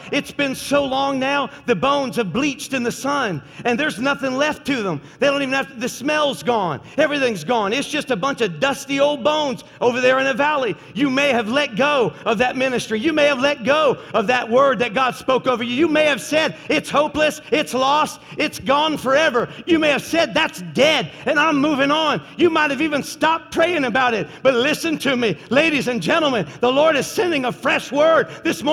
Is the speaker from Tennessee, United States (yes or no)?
yes; Tennessee, United States; I am from Tennessee. My family's all from Tennessee